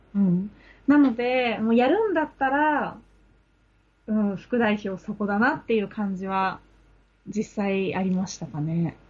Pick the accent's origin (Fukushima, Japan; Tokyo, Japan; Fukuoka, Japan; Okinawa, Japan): Tokyo, Japan; Ome; 私の出身が青梅市なんですけど